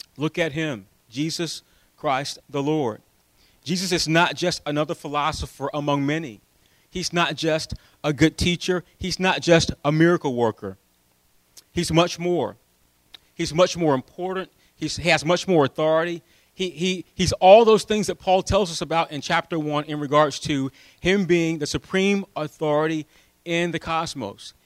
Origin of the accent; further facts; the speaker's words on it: United States; we're American